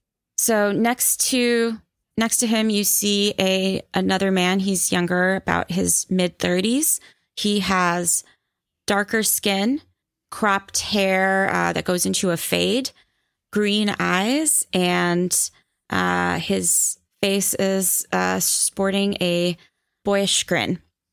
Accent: India; I mean, I'll be honest, as an Indian person, like Thai spicy scares me.

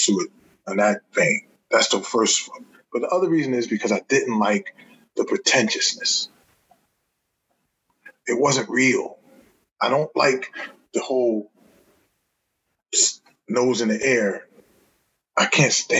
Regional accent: Newark, New Jersey, United States; I'm from Newark, New Jersey

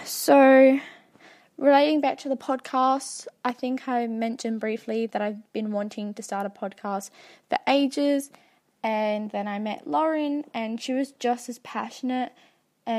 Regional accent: South Australia, Australia; I am from Australia, and to be specific, South Australia

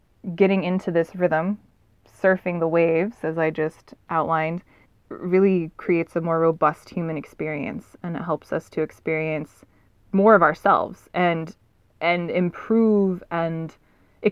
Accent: Southern California, United States; I'm a Southern California girl

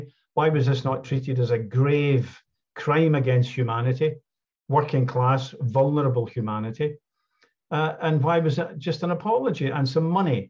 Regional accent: Glasgow, Scotland, United Kingdom; when I grew up in Glasgow

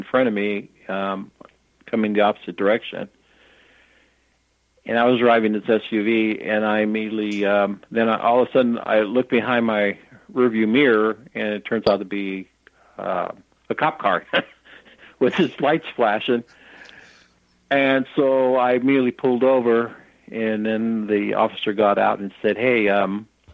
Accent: United States; I'm from the United States

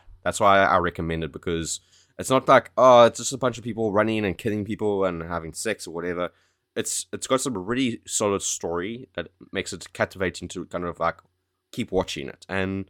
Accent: South Africa; now in United Kingdom; Remember how I moved to the UK from South Africa?

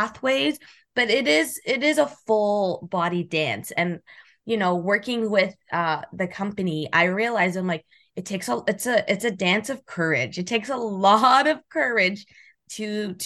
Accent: Calgary, Alberta, Canada; I'm originally from Calgary, Alberta

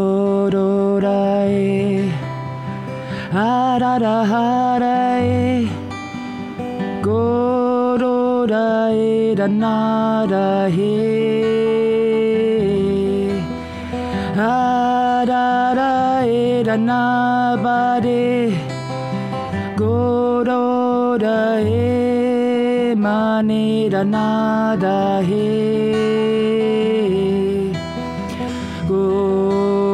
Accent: Austria; English is a second language; moved away as an adult; now in United States; I'm from Austria and English is not my first language.

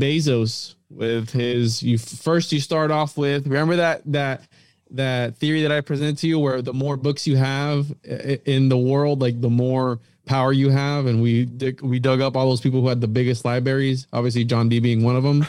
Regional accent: Florida, United States; we're from Florida

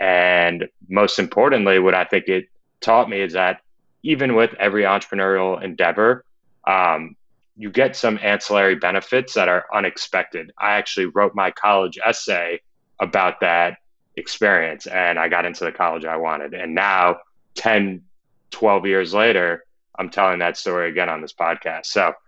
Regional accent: New York, United States; I'm from Westchester County, New York, about 45 minutes north of the city.

